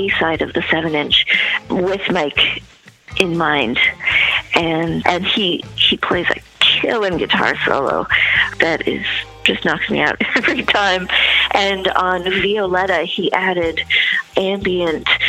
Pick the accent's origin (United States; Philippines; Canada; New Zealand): Canada; Toronto, Ontario; my hometown of Toronto, Canada